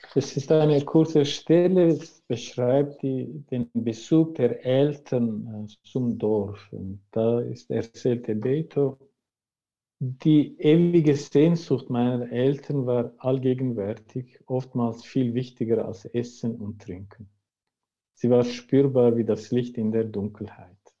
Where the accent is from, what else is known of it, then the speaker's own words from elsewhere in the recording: Turkey; now in Switzerland; dort, wo ich herkomme, ist das Thema immer noch ein Tabu.